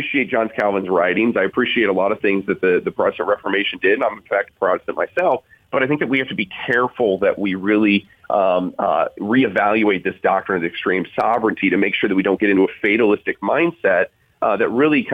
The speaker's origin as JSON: {"language": "English", "town": "South Bend", "region": "Indiana", "country": "United States", "said": "I'm from South Bend, Indiana"}